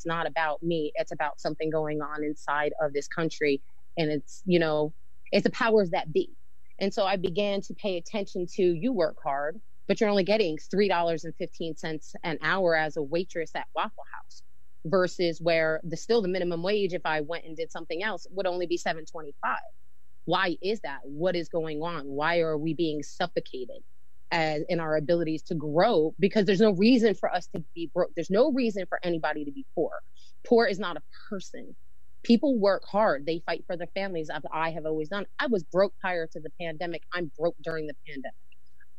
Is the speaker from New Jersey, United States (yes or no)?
yes; New Jersey, United States; moved away as an adult; now in North Carolina, United States; So originally, I'm from New Jersey. I was born and raised there, and then I moved here about 14 years ago.